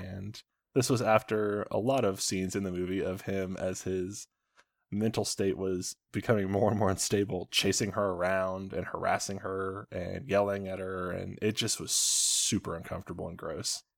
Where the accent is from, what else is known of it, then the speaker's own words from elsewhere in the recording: Indiana, United States; Indiana where we're from